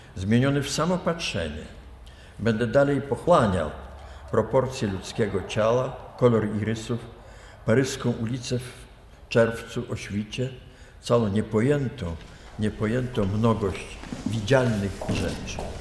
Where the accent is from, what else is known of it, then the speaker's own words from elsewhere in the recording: Lithuania; moved away; also born or lived in Vilnius; ja się urodziłem na północ od Kowna, tam są moje właściwie korzenie